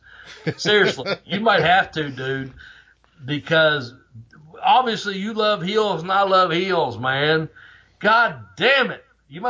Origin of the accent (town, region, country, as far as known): Ashland, Kentucky, United States; born or raised there